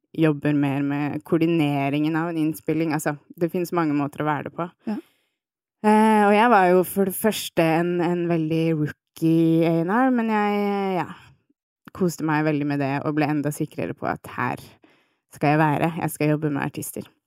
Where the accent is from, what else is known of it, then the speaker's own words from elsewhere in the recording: Nesodden, Akershus, Norway; also born or lived in Svolvær; now in Oslo, Norway; jeg vokste opp på Tøyen eh, i Oslo, og så har jeg bodd de aller fleste barneårene mine på Nesodden